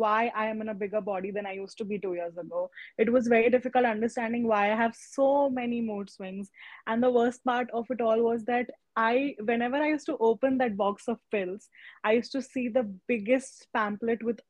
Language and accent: English; Pune, Maharashtra, India; I am from Pune